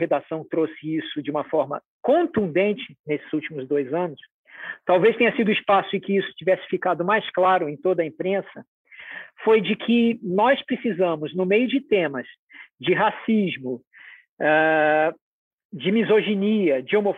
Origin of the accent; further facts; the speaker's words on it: Rio de Janeiro, Brazil; born there; homem, nasci no Rio de Janeiro, classe média, esse é o meu ponto de vista.